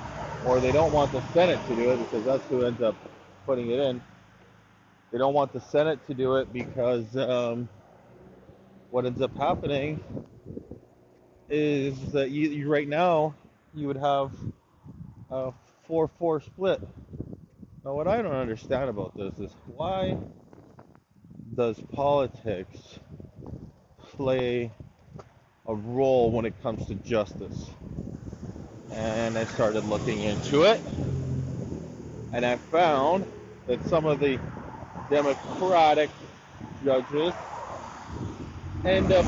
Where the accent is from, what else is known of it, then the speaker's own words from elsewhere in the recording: Canada; as a Canadian